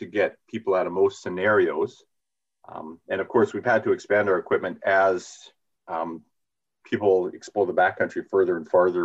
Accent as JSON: {"language": "English", "town": "Vernon", "region": "British Columbia", "country": "Canada", "tie": "born or raised there", "said": "I grew up in Vernon"}